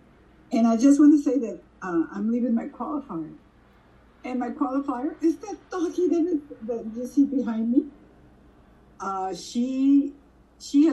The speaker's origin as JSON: {"language": "English", "region": "Mexico City", "country": "Mexico", "tie": "born or raised there", "also_born_or_lived": "Washington, D.C.", "moved": "as an adult", "lives_now": "United States", "said": "We lived in Mexico City and I would spend summers in the States"}